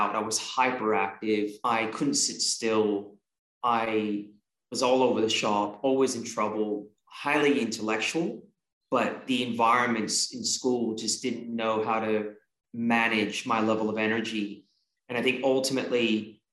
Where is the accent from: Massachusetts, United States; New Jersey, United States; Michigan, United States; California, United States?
California, United States; San Francisco Bay Area; also born or lived in Australia; was born in Australia and we migrated to the San Francisco Bay Area when I was 3 years old